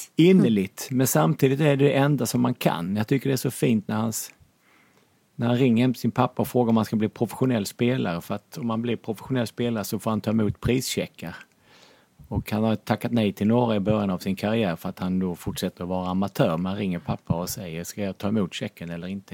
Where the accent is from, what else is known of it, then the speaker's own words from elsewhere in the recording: Lund, Skåne, Sweden; now in Norrköping, Sweden; jag är uppvuxen i radhusområde i Lund